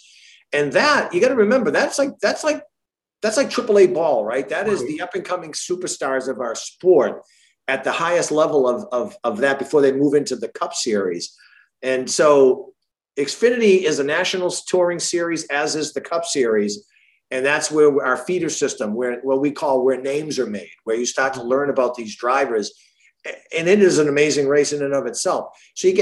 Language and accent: English; Marlborough, Massachusetts, United States; I grew up in Massachusetts. I'm a Central Mass kid, Marlboro.